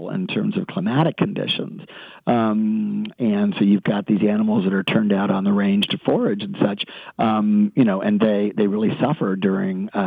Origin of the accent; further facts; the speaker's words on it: Texas, United States; maybe it's just in my blood as a Texan.